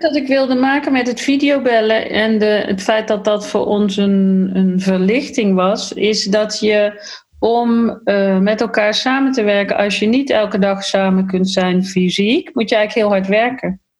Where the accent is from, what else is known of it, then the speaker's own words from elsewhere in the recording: Netherlands; ik ben een Nederlander.